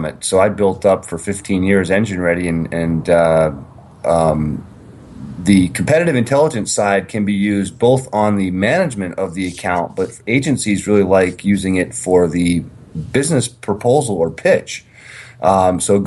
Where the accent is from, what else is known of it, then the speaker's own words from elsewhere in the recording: Vermont, United States; I grew up in Vermont